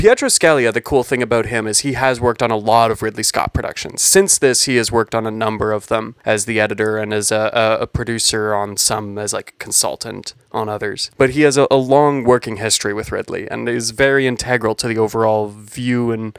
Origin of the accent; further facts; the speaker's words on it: Kingston, Ontario, Canada; my hometown of Kingston, Ontario.